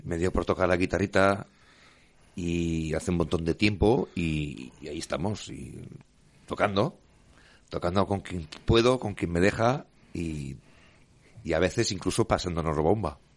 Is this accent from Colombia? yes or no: no; Grado, Spain; con gente de mi, de mi pueblo, del grado